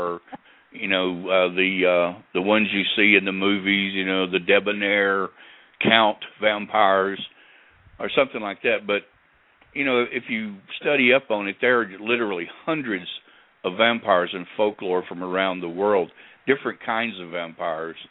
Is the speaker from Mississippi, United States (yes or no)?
yes; Corinth, Mississippi, United States; my hometown of Corinth, Mississippi